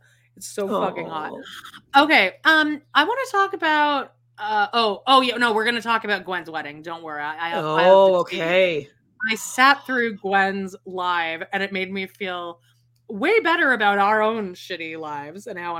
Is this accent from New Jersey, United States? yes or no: no; Las Vegas, Nevada, United States; now in St. George, United States; I live in St. George, gross, and I grew up in Las Vegas.